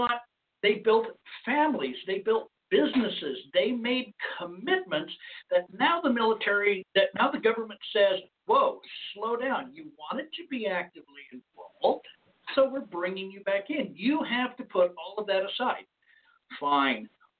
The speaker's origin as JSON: {"language": "English", "region": "Arizona", "country": "United States", "tie": "born or raised there", "moved": "yes", "said": "my hometown area, state of Arizona"}